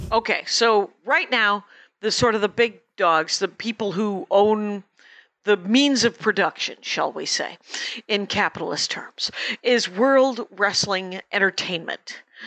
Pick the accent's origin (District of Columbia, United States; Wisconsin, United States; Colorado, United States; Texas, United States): Wisconsin, United States; South Milwaukee; my hometown